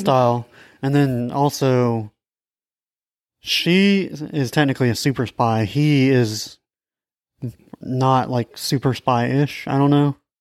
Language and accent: English; Alabama, United States; we're from Alabama